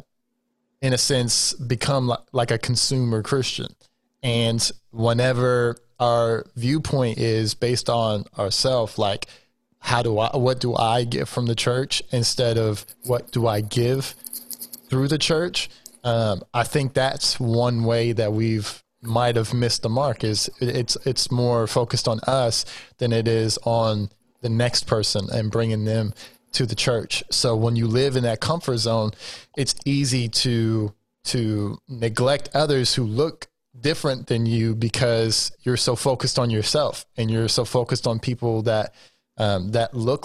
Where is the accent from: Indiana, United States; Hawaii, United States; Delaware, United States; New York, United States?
Indiana, United States; Terre Haute; I was born and raised in Terre Haute